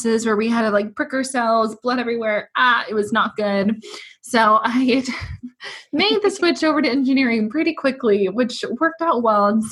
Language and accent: English; Portland, Oregon, United States; now in Seattle, United States; I was actually born and raised in Portland